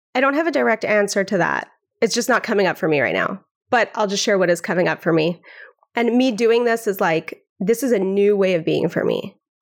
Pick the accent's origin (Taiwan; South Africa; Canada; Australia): Canada; Vancouver, British Columbia; now in Brooklyn, United States; I'm from Vancouver, Canada. I grew up on Xhosa.